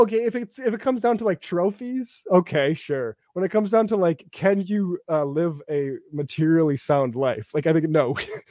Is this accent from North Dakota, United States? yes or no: yes; North Dakota, United States; my hometown area of North Dakota